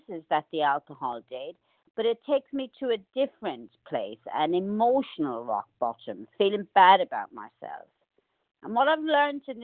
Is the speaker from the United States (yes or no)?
no; Ireland; I grew up in the Catholic faith in Ireland